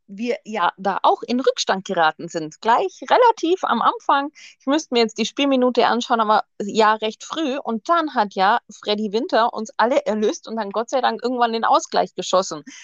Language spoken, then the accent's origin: German; Augsburg, Bavaria, Germany; Also, ich bin in Augsburg geboren, wohne auch noch tatsächlich in meinem Heimatort, der so 30 Kilometer südlich liegt.